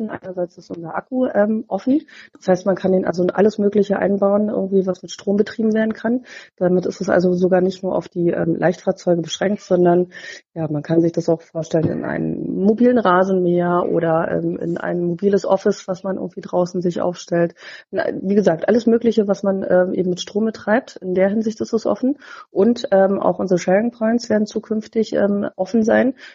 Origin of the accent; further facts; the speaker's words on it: Berlin, Germany; ich bin 38 und komme gebürtig aus Berlin.